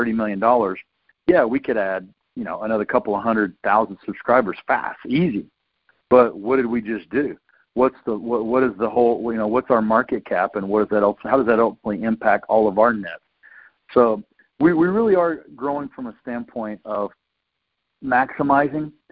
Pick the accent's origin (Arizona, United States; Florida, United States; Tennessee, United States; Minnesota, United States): Tennessee, United States; I'm a guy from Tennessee